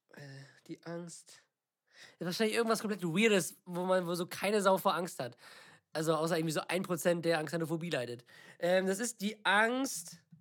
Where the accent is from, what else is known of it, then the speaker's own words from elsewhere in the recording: Northern Germany, Germany; wir kommen aus Norddeutschland